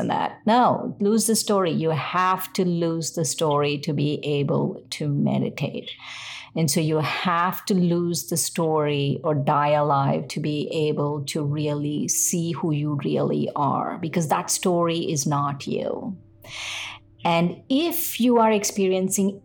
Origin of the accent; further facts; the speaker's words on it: India; I'm Indian